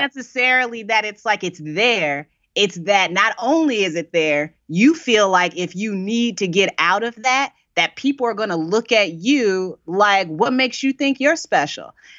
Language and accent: English; Indiana, United States; now in Brooklyn, United States; I'm from Indiana, uh, and I didn't move.